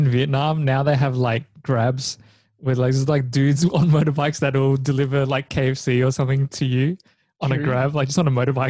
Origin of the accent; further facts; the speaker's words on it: Victoria, Australia; growing up in Australia, I feel like there's just a lot of it.